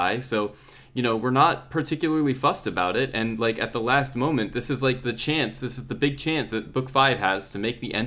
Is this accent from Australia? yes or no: no; United States; moved away as an adult; now in United Kingdom; I'm American